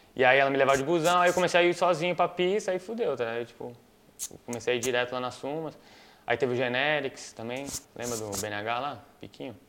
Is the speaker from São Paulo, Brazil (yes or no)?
yes; Itapecerica da Serra, São Paulo, Brazil; eu nasci em São Paulo, mas eu morava em Itapsirica ali, da Serra